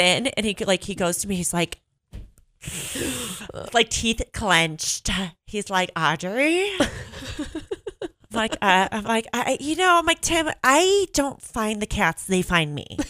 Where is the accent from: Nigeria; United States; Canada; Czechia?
United States; Northbrook, Illinois; accent: Chicago (Mike Ditka); moved away as an adult; also born or lived in Boston area; now in Bend, United States; I am from Northbrook, Illinois